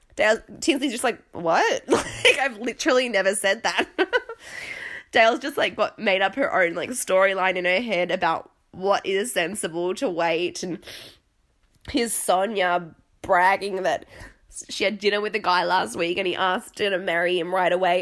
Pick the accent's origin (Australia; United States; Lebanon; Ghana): Australia; accent: Australian; now in London, United Kingdom; now I'm in London, obviously I have an Australian accent